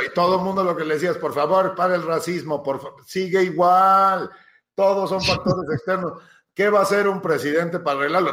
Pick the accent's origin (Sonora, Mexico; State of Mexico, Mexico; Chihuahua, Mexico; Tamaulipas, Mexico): State of Mexico, Mexico; Ixtapan de la Sal